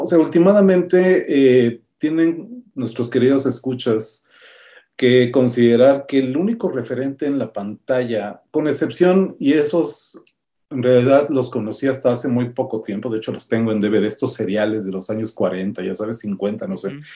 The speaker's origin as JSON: {"language": "Spanish", "region": "Mexico City", "country": "Mexico", "tie": "born or raised there", "said": "Yo crecí en San Pedro de los Pinos, aquí en la Ciudad de México"}